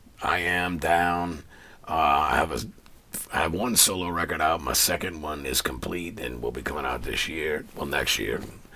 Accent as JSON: {"language": "English", "town": "River Ridge", "region": "Louisiana", "country": "United States", "tie": "born or raised there", "also_born_or_lived": "Middlesex, England / San Antonio, Texas / Harahan, Louisiana", "said": "I grew up in River Ridge. My parents bought their first house in River Ridge in 1970, and I live in River Ridge now. Yeah. I mean, I've lived around. I've never lived out of state."}